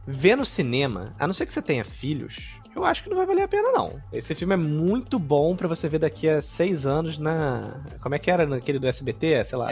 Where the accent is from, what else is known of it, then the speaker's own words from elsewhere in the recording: Brazil; sou brasileiro